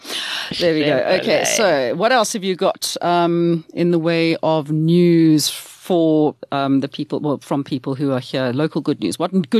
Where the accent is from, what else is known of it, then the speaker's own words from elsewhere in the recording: Pietermaritzburg, KwaZulu-Natal, South Africa; I'm a … from Maritzburg.